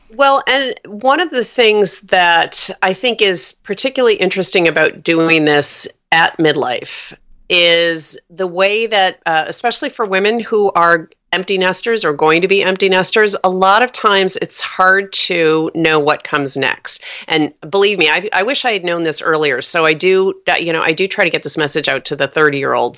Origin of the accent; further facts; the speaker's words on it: New York, United States; now in Oakland, United States; I'm from New York. My whole family's uh, back on the East Coast